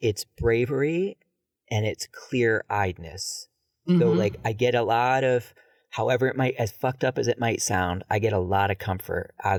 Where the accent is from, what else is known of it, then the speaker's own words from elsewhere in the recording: Ohio, United States; born there; But I was born in Ohio, so I was born in 72.